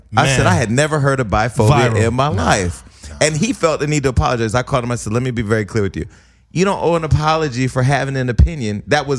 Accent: Stockton, California, United States; moved away; I'm from Stockton

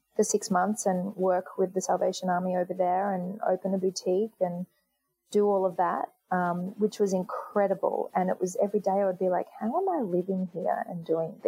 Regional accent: England, United Kingdom; also born or lived in New York; now in Australia; I was born in England, and I went back to England to just have some time off, you know, and enjoy the city that I was from and see my family

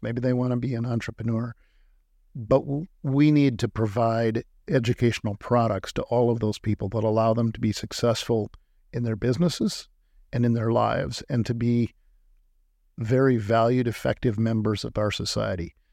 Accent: Illinois, United States; moved away; also born or lived in Iowa; growing up in Illinois, you're constantly taught about Lincoln at virtually every age.

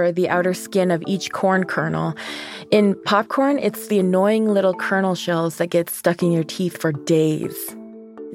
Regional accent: New Mexico, United States; I grew up on the New Mexico side of the Navajo Reservation

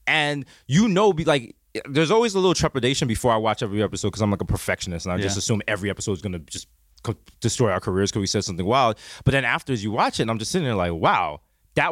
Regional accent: New York City, New York, United States; growing up in the Bronx

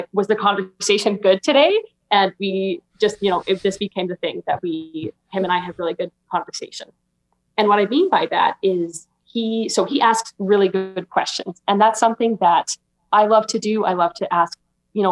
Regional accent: Alberta, Canada; I'm 23 and I'm from Alberta, Canada

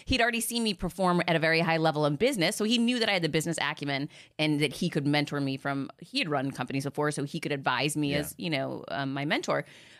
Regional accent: Boston, Massachusetts, United States; Like, I grew up in outside of Boston in this, you know, big city that everyone was friends forever.

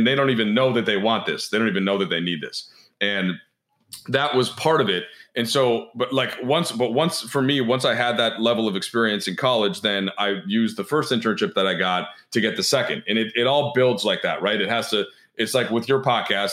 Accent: Minnesota, United States; moved away; my hometown team happened to the Timberwolves

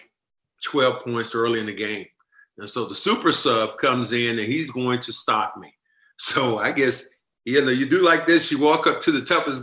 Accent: Kinston, North Carolina, United States; moved away as an adult; now in Boston, United States; my hometown

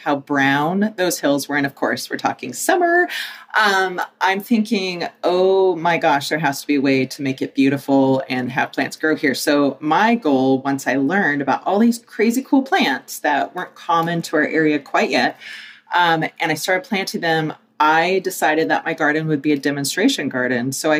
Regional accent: Pacific Northwest, United States; moved away as an adult; now in Boise, United States; I'm from the Pacific Northwest

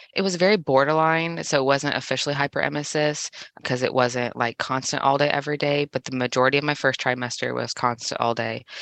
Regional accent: Indiana, United States; also born or lived in Kansas City, Missouri / Tekamah, Nebraska; I was born in Kansas City, Missouri, but I've spent the majority of my life in Indiana with a brief stint in Nebraska and then back to Indiana

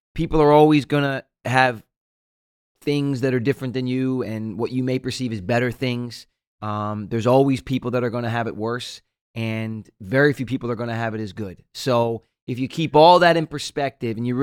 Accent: Jersey Shore, New Jersey, United States; we grew up on the Jersey Shore. We get houses every year on the water.

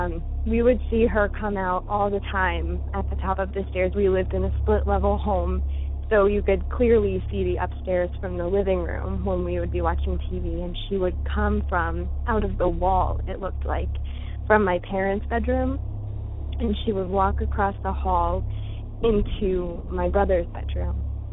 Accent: Uniontown, Ohio, United States; I grew up in Uniontown, Ohio

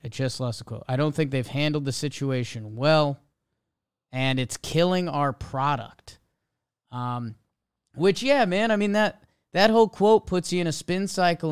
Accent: United States; being an American

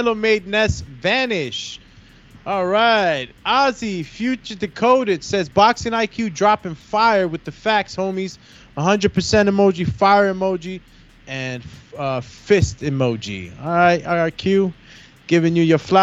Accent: Honduras; I'm from Honduras, Central America

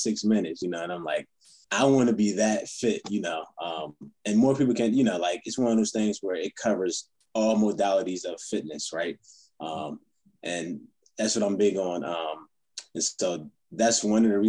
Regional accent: Philadelphia area, New Jersey, United States; moved away; I'm from South Jersey, Philadelphia area

